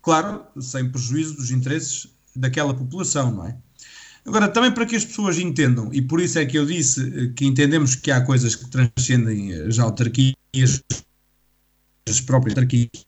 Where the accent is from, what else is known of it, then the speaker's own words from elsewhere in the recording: Vagos, Centro, Portugal; sou de Vagos